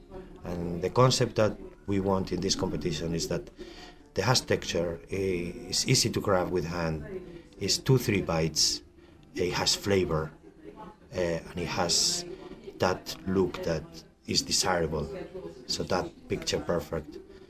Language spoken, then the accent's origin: English; Vitoria-Gasteiz, Basque Country, Spain; moved away as an adult; now in County Kerry, Ireland; I'm from Vitoria, the capital of the Basque country.